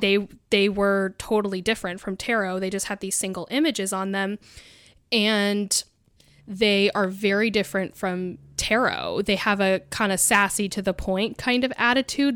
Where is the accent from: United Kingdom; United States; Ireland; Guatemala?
United States; Mount Hood, Oregon; I grew up on Mount Hood